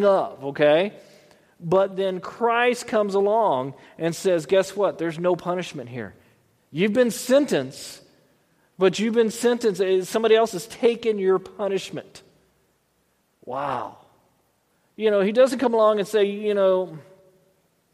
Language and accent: English; Texas, United States; moved away; growing up in Texas